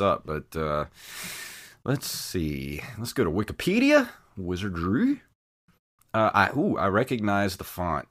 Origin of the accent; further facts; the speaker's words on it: the South, United States; accent: Southern; I am from the South, so I will toss out random y'alls, shugs, and huns